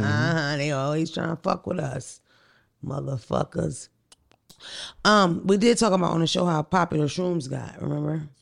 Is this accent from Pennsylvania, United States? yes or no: yes; Philadelphia, Pennsylvania, United States; I'm from North Philly, from the white block